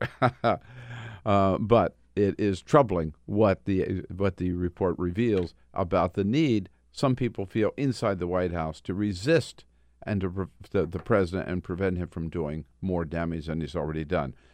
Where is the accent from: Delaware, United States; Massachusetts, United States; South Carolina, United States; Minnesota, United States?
Delaware, United States; in the state of Delaware, my home state.